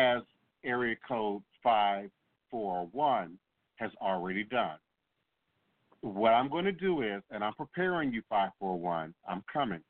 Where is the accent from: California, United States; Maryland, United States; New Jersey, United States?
Maryland, United States; moved away as an adult; also born or lived in Chicago, Illinois / Washington, D.C. / Virginia; now in New Orleans, United States; I grew up in Maryland.